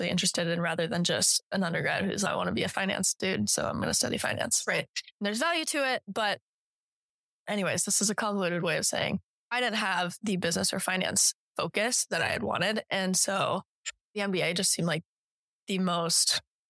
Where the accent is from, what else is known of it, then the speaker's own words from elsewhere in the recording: Colorado, United States; moved away as an adult; also born or lived in Evanston, Illinois; now in Tuscaloosa, United States; I'm from Colorado, went to Northwestern, really close to Chicago